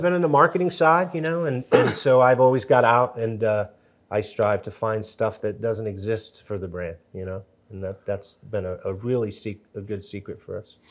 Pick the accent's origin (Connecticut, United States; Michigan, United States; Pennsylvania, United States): Connecticut, United States; New Haven; I grew up in Connecticut, uh, New Haven, Connecticut.